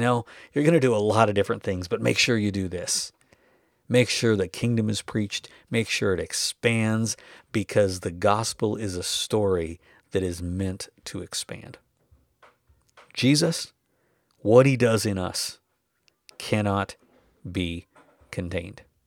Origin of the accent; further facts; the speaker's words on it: North Dakota, United States; I grew up in North Dakota.